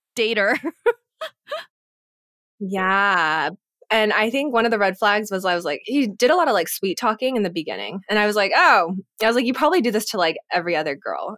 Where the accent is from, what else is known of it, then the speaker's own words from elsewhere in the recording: United States; moved away; also born or lived in Singapore / California; being Asian American, having friends or community in California that we could always go back